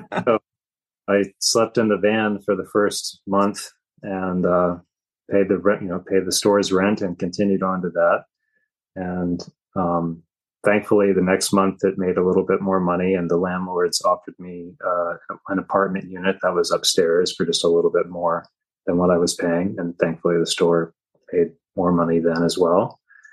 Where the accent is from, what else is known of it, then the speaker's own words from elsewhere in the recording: Virginia, United States; moved away as an adult; now in Kauai, United States; I'm originally from Virginia myself